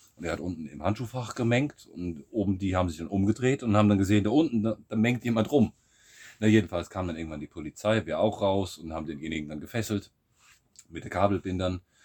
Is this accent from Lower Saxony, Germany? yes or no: no; Siegerland, North Rhine-Westphalia, Germany; moved away as an adult; now in Bulgaria; aus meiner Heimat, aus dem, aus dem Siegerland